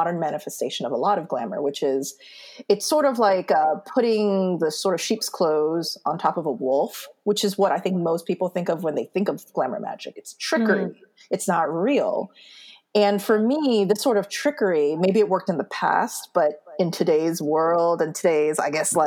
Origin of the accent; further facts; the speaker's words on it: United States; moved away as an adult; also born or lived in Seoul, South Korea; I'm Korean American. So I go to Korea, and as soon as I step on Korean soil, like the motherland, because I grew up in America